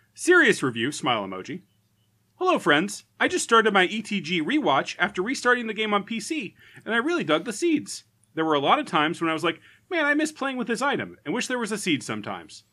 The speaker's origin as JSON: {"language": "English", "country": "United States", "said": "I'm an American"}